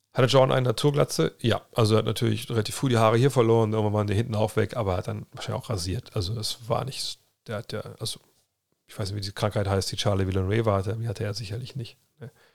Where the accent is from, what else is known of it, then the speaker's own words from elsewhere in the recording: Cologne, North Rhine-Westphalia, Germany; moved away; bei uns in Köln damals